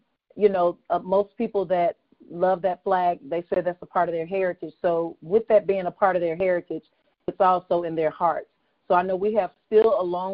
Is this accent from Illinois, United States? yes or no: no; Mississippi, United States; especially me and you are both born and raised in Mississippi